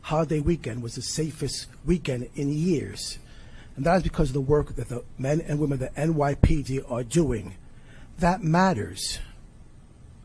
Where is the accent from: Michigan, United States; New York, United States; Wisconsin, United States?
New York, United States; New York City; I grew up in the Bronx, in this city